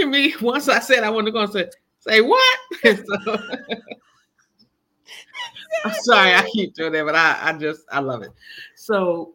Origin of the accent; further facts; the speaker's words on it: Washington, District of Columbia, United States; in D.C., in my hometown. This is my home now.